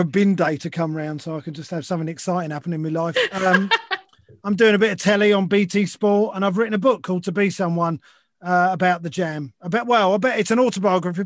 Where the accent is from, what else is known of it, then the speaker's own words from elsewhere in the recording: London, United Kingdom; growing up in London in the 70s